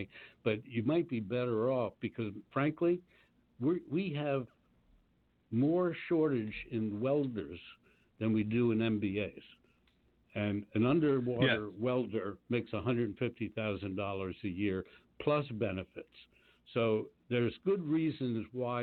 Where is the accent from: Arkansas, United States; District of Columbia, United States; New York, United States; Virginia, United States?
District of Columbia, United States; Washington; moved away; I was down in my hometown of Washington, D.C.